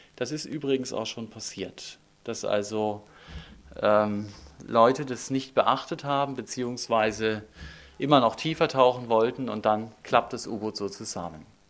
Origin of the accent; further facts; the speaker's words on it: Northern Germany, Germany; moved away; Ich komme aus Norddeutschland und wir haben dort oben in Kiel ein Denkmal